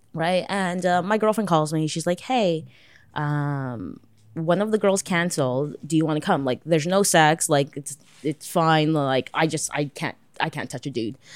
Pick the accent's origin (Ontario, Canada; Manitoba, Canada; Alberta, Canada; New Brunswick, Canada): Ontario, Canada; Toronto; I'm, like, born and raised Toronto